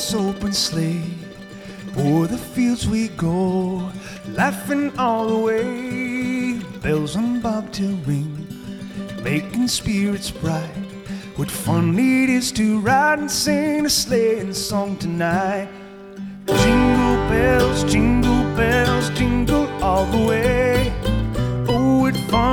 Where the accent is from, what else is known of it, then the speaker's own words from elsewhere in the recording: United States; I'm an English-speaking man, I'm an American